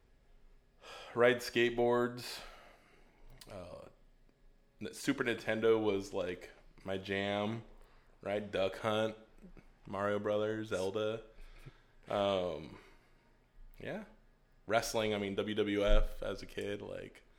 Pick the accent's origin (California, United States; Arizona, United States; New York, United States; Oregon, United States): California, United States; Modesto; also born or lived in San Jose, California; Right here in Modesto, on the east side of Modesto